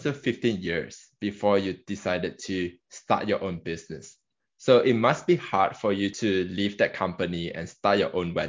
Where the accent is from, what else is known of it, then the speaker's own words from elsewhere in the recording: Malaysia; I'm from Malaysia